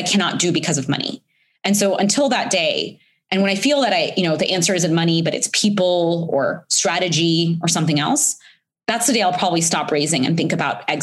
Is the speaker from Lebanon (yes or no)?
no; India; moved away; I'm an immigrant. I was born in India